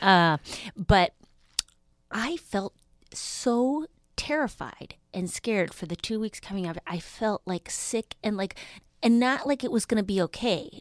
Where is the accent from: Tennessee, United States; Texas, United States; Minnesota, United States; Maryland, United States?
Minnesota, United States; Duluth; now in Los Angeles, United States; I'm originally from Duluth, Minnesota.